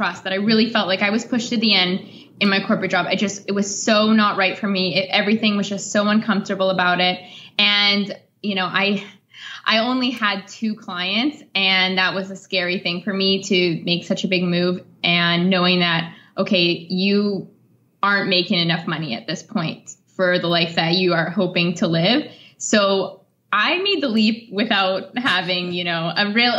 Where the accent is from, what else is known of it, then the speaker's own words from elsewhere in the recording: Canada; moved away as an adult; now in Italy; I do have basic French being Canadian. It's our second language